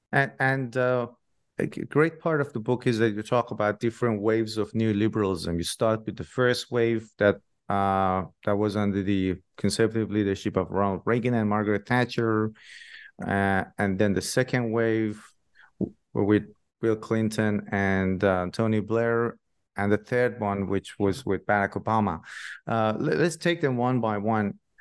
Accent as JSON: {"language": "English", "town": "Shiraz", "region": "Fars", "country": "Iran", "moved": "yes", "said": "I'm from Shiraz myself originally in Iran"}